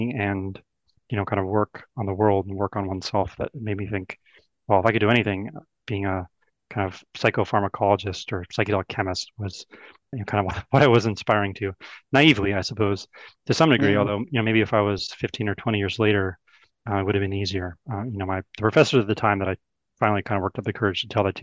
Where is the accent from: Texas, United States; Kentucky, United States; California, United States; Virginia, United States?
California, United States; Oakland; I grew up in Oakland